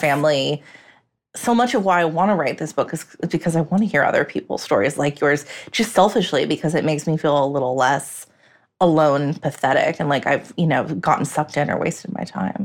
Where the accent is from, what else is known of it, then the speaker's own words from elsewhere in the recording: United States; I, as an American